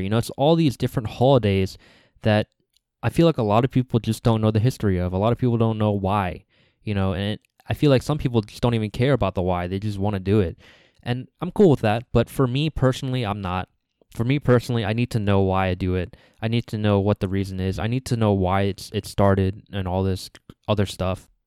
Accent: United States; the second generations like me, the people that are born here like me

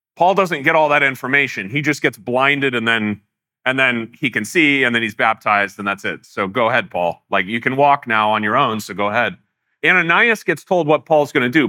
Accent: United States; as American Christians

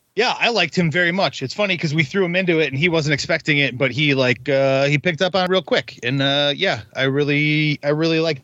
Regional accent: Wisconsin, United States; I'm actually from Wisconsin.

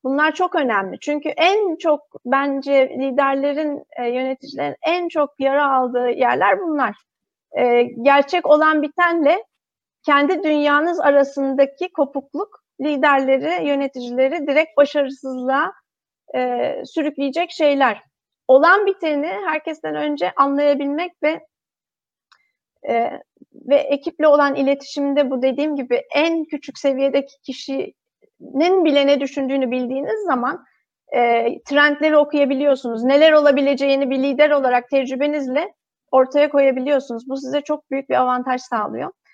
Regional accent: Turkey; moved away as an adult; also born or lived in Singapore; now in Netherlands; Ben de hani bir Türk olarak e, Türk ekibinin e, parçasıyken, Türkiye'de çalışırken

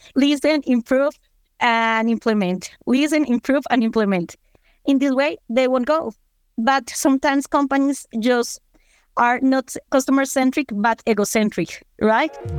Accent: Colombia; I'm from Colombia

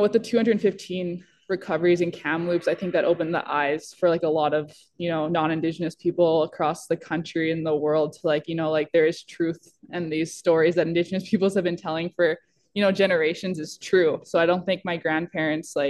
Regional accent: Minnesota, United States; growing up in Minnesota

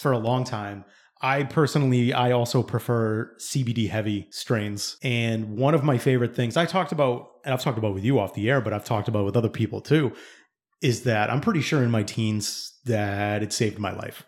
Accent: East Bridgewater, Massachusetts, United States; where we grew up in East Bridgewater

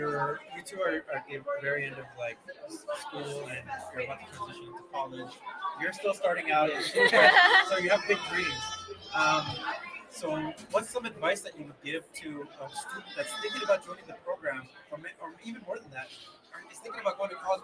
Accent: New Mexico, United States; So I have roots in New Mexico. I'm from New Mexico myself. I didn't go to UNM, but I am from New Mexico. I went to a New Mexico school.

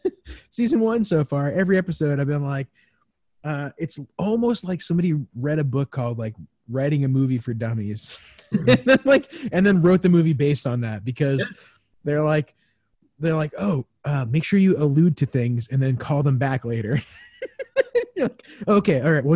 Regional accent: Kentucky, United States; born there; I was born in Kentucky.

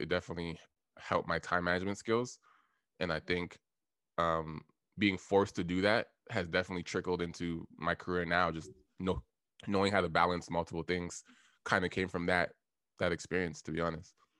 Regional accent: Toronto, Ontario, Canada; also born or lived in Ottawa; I live in Toronto right now. Um, I grew up in Scarborough.

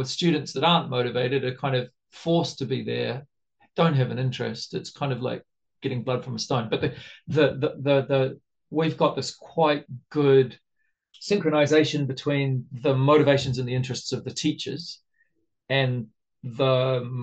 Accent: New Zealand; also born or lived in Japan; now in Brazil; I'm a Kiwi

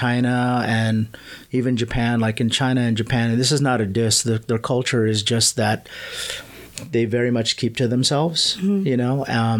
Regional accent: Manila, Metro Manila, Philippines; I was born in Manila.

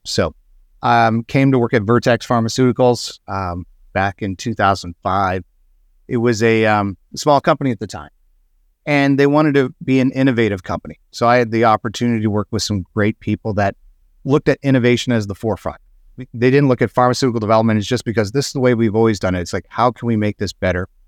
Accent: Alberta, Canada; I grew up in Alberta, Canada

